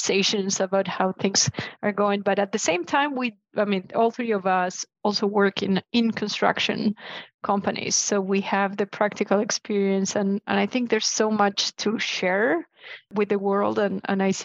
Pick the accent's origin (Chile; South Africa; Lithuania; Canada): Chile; I'm from Chile.